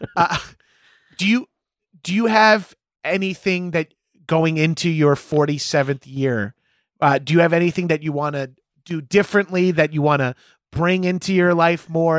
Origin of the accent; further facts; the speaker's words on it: New York, United States; now in Los Angeles, United States; as East Coast, as New Yorkers